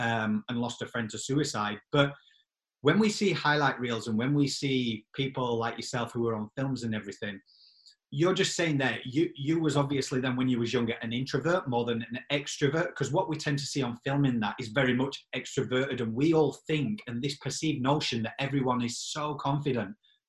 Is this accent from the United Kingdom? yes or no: yes; Yorkshire and the Humber, United Kingdom; accent: Yorkshire; my accent being Yorkshire.